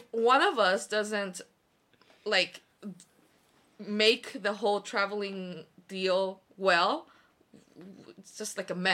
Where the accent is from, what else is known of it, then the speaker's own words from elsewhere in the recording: South Korea; Especially because Korean is not my first language, even though I'm Korean.